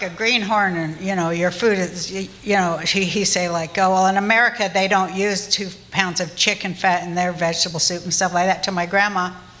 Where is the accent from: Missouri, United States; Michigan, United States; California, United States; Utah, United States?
Utah, United States; Salt Lake City; But I'm Jewish, you know, I mean, I guess you knew that from this what I just said. And I grew up in Salt Lake City, Utah.